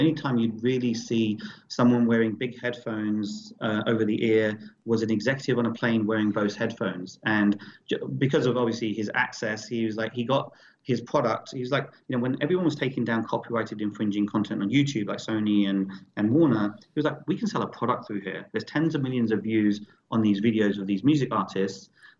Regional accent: London, United Kingdom; every single record has history, especially as a DJ growing up in London.

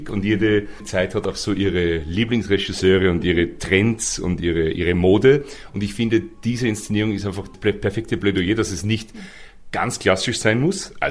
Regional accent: Waidhofen an der Ybbs, Lower Austria, Austria; ich komme aus einer Kleinstadt in Österreich, die heißt Weidhofen an der Ips

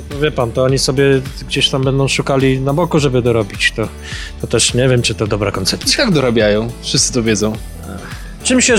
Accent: Ukraine; Polish is a second language; Ja jestem z Ukrainy

